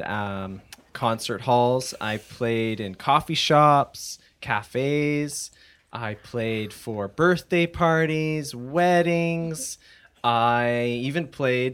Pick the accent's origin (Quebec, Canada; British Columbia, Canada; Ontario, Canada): British Columbia, Canada; Abbotsford; also born or lived in Mission, British Columbia; I was born in Mission, British Columbia. I have lived in Abbotsford my whole life.